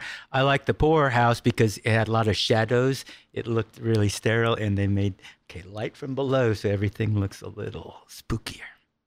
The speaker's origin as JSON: {"language": "English", "town": "San Diego", "region": "California", "country": "United States", "said": "I'm from San Diego."}